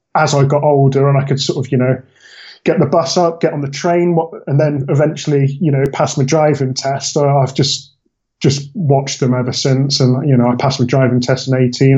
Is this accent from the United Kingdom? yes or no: yes; Bristol, South West England, United Kingdom; accent: mishmash from my parents; I'm from Bristol. Um, Hopefully, you can't hear too much of a farmer twang. It's a bit of a mishmash from my parents, but uh, yeah, not quite a Stokey accent